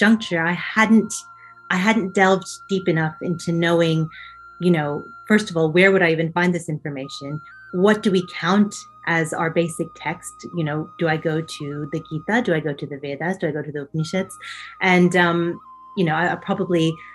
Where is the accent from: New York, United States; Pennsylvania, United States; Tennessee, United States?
Tennessee, United States; Knoxville; moved away as an adult; now in Cambridge, United Kingdom; I did my undergraduate actually right at home, home meaning my hometown, at the University of Tennessee in Knoxville